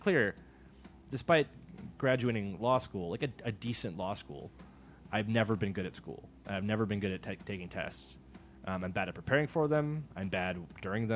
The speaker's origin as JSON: {"language": "English", "region": "Midwest", "country": "United States", "moved": "yes", "said": "I'm from the Midwest"}